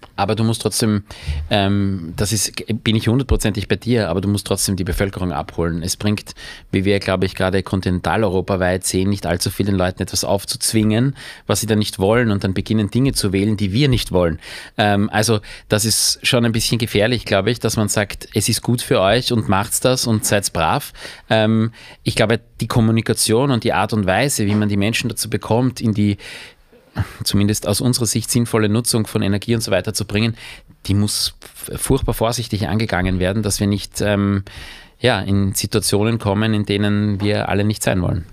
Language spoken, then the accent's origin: German; Austria; als Österreicher